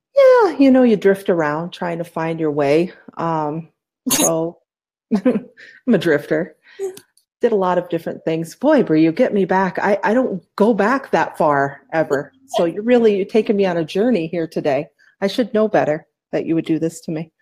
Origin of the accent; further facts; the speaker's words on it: upstate New York, United States; moved away as an adult; also born or lived in Poughkeepsie, New York; now in Phoenix, United States; I was born in Poughkeepsie, New York, but I grew in, grew up in a small town, so small it was like 3,500 people.